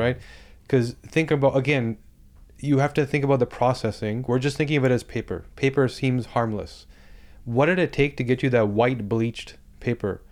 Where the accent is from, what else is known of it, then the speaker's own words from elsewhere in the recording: Toronto, Ontario, Canada; I'm from Toronto